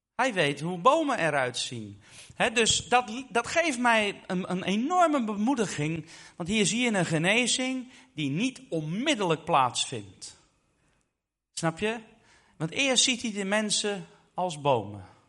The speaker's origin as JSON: {"language": "Dutch", "country": "Netherlands", "said": "ik ben zelf Nederlander"}